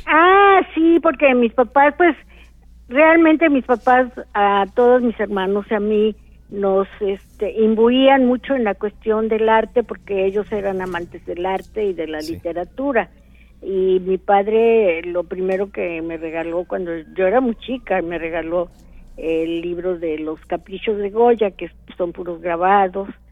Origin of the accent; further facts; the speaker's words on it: Orizaba, Veracruz, Mexico; yo soy de Orizaba